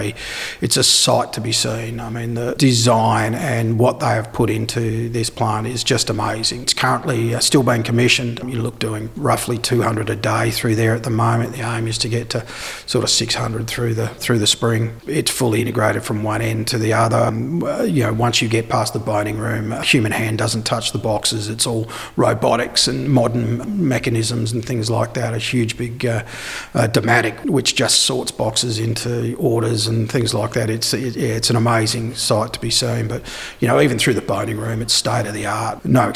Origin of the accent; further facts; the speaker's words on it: Naracoorte, South Australia, Australia; born there; And myself, I was born here in Narracourt, so I am a South Australian at heart.